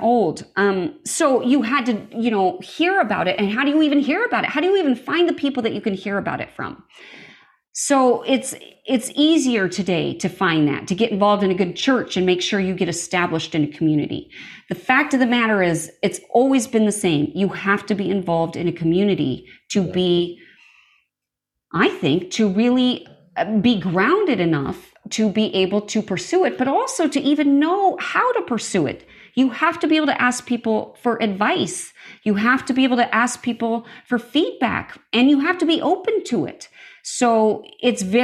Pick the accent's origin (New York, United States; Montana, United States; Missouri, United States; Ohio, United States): Montana, United States; I grew up in Montana, out in the middle of nowhere